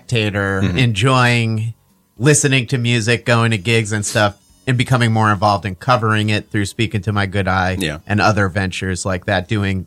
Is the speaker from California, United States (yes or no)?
no; New York City, New York, United States; moved away; also born or lived in New Jersey; I'm originally from Staten Island